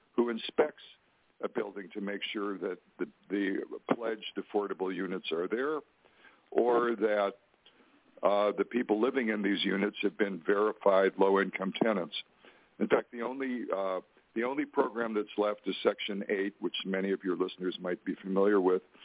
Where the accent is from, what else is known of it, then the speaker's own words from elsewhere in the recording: North Dakota, United States; moved away; where I grew up, I grew up in North Dakota